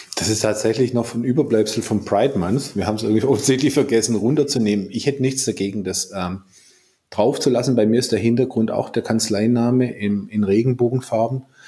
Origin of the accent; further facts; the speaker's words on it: Swabia, Germany; moved away; ich bin ja Schwabe